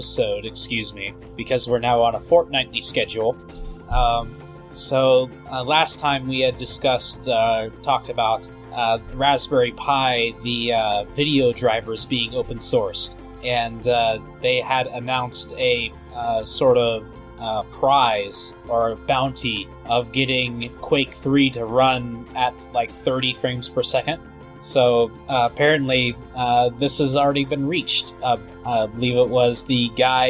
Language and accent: English; United States; being an American